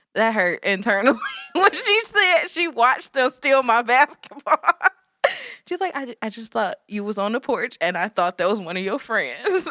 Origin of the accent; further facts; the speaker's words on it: Detroit, Michigan, United States; growing up in Southwest Detroit